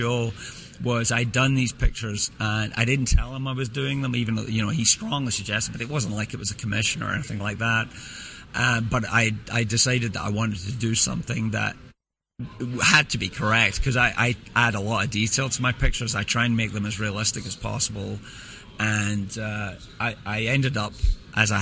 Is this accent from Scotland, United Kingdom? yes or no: yes; Scotland, United Kingdom; I grew up in Scotland.